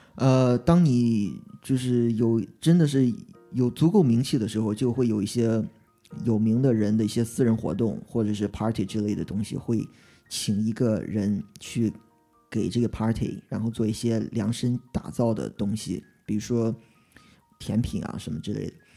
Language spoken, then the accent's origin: Chinese; Qingdao, Shandong, China; 我是青岛人，我中国青岛出生，因为青岛冲击量在中国算个三线城市